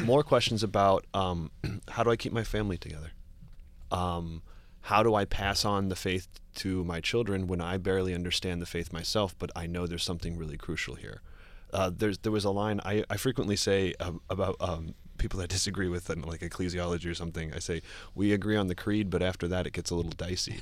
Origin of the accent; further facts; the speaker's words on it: Cincinnati, Ohio, United States; moved away as an adult; now in New York, United States; I grew up in, uh, Cincinnati, Ohio